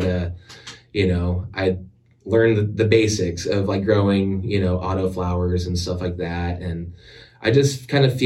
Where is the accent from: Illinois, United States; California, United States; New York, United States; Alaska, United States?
Alaska, United States; also born or lived in Texas; now in Washington, United States; I'm from Alaska originally, born and raised